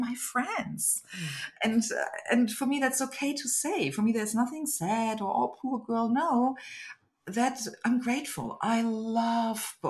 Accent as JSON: {"language": "English", "country": "Germany", "tie": "born or raised there", "second_language": "English", "moved": "yes", "said": "I was born in Germany into a family of my beloved parents and my mother's parents."}